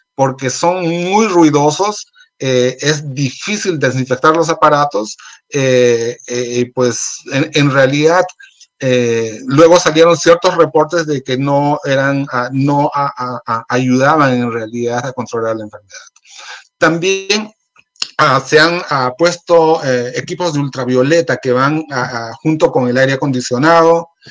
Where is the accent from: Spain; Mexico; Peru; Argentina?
Peru; moved away; hablo de Perú porque soy, soy de Perú